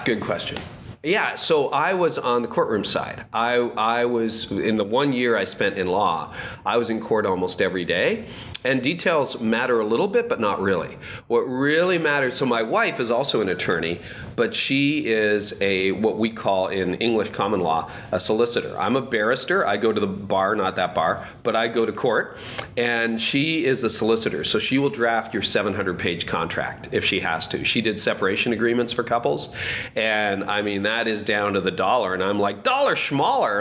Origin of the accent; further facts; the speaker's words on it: Canada; I'm Canadian.